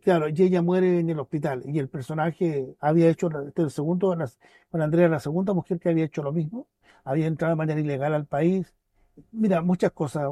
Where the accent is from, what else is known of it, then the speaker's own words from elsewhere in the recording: Vallenar, Atacama, Chile; now in Pucón, Chile; Yo no soy nacido acá en Pucón, yo nací en, en Vallenar, tercera región.